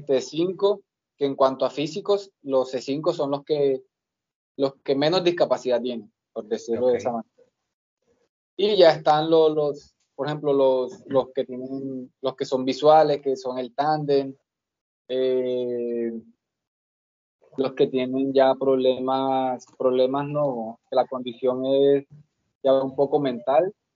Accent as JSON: {"language": "Spanish", "area": "Montes de María", "region": "Bolívar", "country": "Colombia", "also_born_or_lived": "Barranquilla", "moved": "yes", "said": "yo soy de Bolívar, yo soy de los Montes de María"}